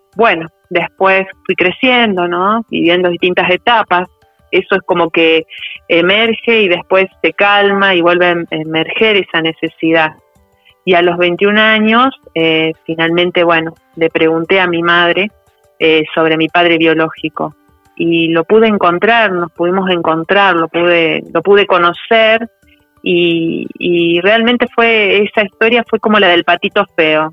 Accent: Buenos Aires Province, Argentina; Yo nací en, la provincia de Buenos Aires

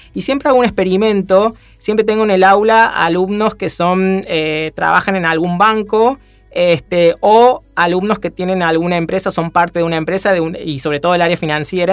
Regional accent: Córdoba, Argentina; now in Buenos Aires, Argentina; ambos somos cordobeses

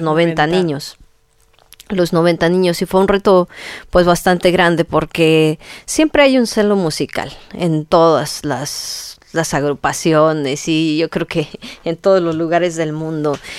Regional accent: Tingambato, Michoacán, Mexico; yo soy de Tingambato

